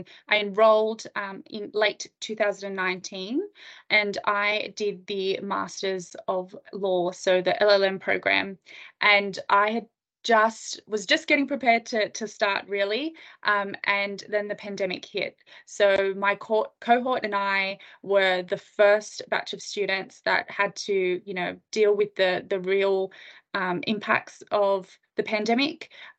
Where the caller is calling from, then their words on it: Sydney, New South Wales, Australia; I'm dialing in from Sydney, Australia, so I'm very excited to have a chat to you.